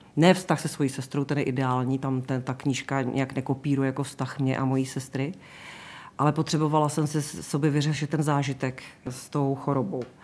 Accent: Vysočina Region, Czechia; also born or lived in Český Krumlov; now in Prague, Czechia; Já pocházím z Vysočiny, já jsem tak jako vykořeněná vlastně, ale vzhledem k tomu, že v Praze žiju více jak 30 let

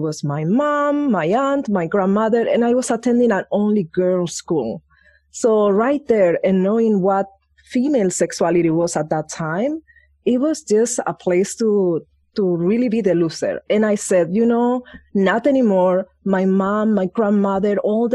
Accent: Spain; moved away; I grew up in Spain

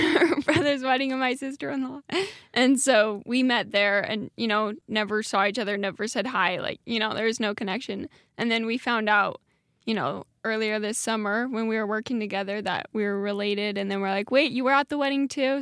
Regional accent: Dietrich, Idaho, United States; now in Rexburg, United States; I'm from a small town. It's called Dietrich, Idaho

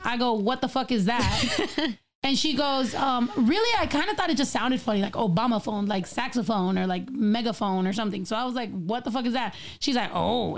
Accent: Northern California, United States; also born or lived in San Diego / Texas; now in Los Angeles, United States; originally I'm from Northern California, and then I lived in San Diego for a while, and then I lived in Texas.

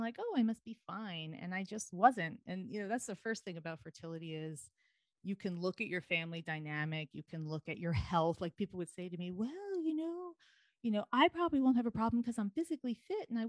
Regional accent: United States; also born or lived in New York City, United States; I'm from New Jersey, New York

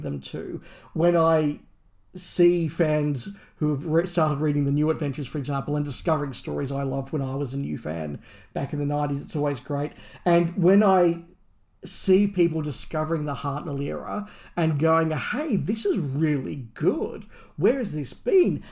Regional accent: Australia; as an Australian

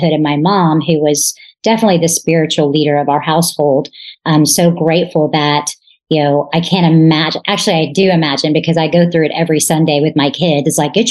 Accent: McKinney, Texas, United States; born and raised in McKinney, Texas

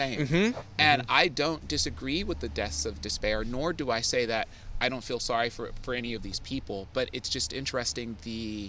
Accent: Oakland, California, United States; moved away as an adult; now in San Francisco, United States; I grew up in Deep East Oakland, so I mean, I represent that hard.

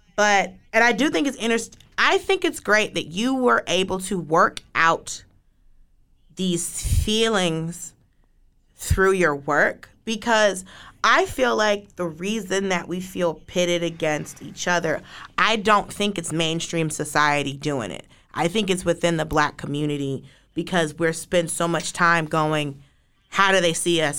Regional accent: Atlanta, Georgia, United States; I'm from Atlanta. I grew up in Atlanta.

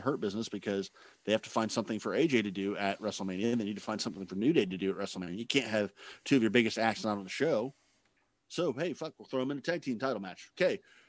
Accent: Scotland, United Kingdom; I'm sorry, I'm Scottish.

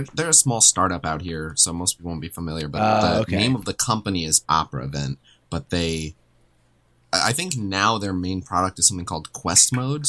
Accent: South Florida, United States; moved away as an adult; now in West Coast, United States; both my parents are from New York, but I was born and raised in South Florida my whole life.

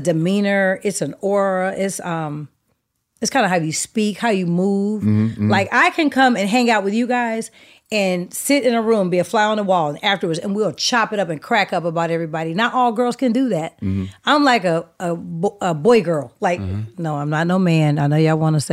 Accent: the Bay Area, California, United States; moved away; I was born in the Bay

